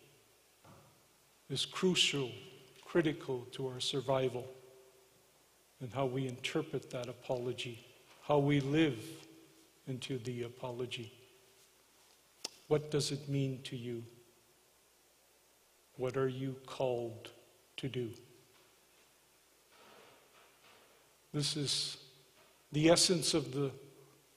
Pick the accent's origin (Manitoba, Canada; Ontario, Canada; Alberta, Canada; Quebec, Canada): Alberta, Canada; Morley; I am from Morley